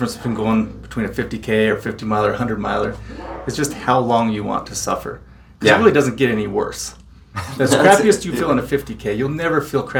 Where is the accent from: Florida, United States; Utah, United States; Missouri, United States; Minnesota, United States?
Utah, United States; Layton; I grew up in Layton, went to Layton High.